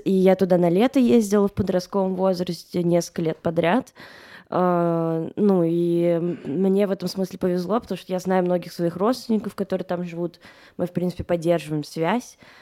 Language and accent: Russian; Moscow, Russia; я выросла в Москве